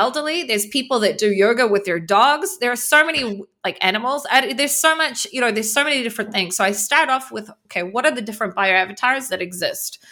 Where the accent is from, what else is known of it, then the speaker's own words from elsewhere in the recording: New Zealand; moved away as an adult; now in Israel; I grew up in New Zealand. I live, I've been living in Israel for fourteen years